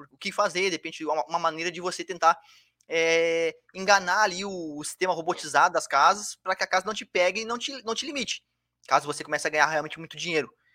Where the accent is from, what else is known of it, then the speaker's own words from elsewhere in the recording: Bagé, Rio Grande do Sul, Brazil; now in Florianópolis, Brazil; eu sou lá do Rio Grande do Sul, eu moro em Floripa, mas eu sou do, sou do Rio Grande do Sul. Imagina você, lá, lá, eu sou da cidade de Bagé, cidade lá do interior, quase divisa com o Uruguai